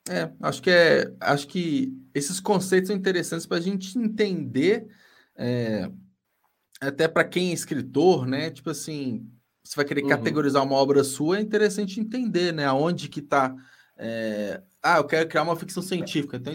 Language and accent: Portuguese; Minas Gerais, Brazil; Sou de Minas.